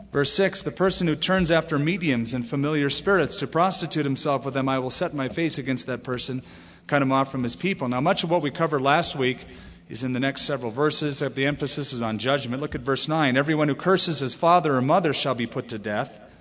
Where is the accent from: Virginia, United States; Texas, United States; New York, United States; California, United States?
California, United States; now in Albuquerque, United States; I come from California where, you know, we don't even know what a manor is